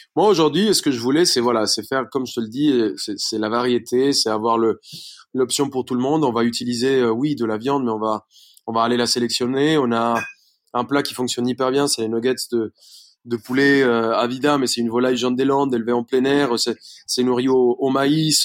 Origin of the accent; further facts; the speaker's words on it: Bogotá, Colombia; French is a second language; moved away as an adult; now in France; je suis, colombien. Je suis né à Bogota